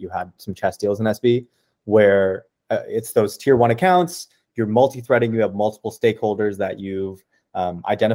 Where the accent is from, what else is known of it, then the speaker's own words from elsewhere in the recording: Ottawa, Ontario, Canada; I'm actually from Ottawa. I'm in Ottawa right now